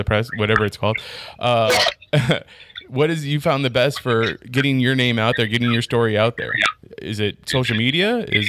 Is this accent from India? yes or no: no; United States; but my mother's from Thailand. She came here with my American father, and then that's when I was born here in the States, though.